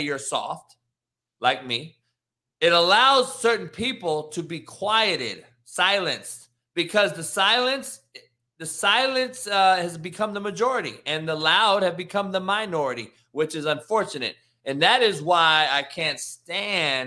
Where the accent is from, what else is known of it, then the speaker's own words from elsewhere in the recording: Compton, California, United States; I'm a cat from Compton who grew up with people getting smoked on my front lawn as a kid, the only white dude in the whole city